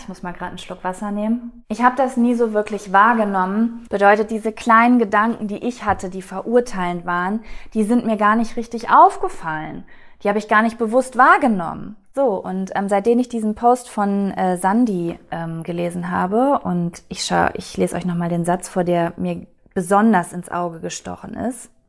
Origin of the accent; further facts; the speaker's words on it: North Rhine-Westphalia, Germany; moved away; ich bin äh, in Ostwestfalen groß geworden